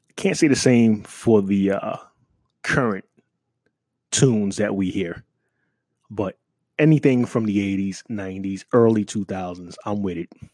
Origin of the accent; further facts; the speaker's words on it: New York City, New York, United States; moved away; I'm from New York City